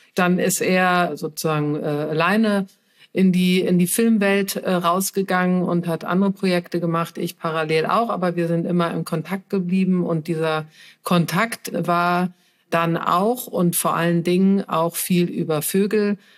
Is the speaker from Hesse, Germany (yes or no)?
no; Cologne, North Rhine-Westphalia, Germany; moved away; also born or lived in Berlin; Ich komme ja aus Köln, ich lebe auch wieder in Köln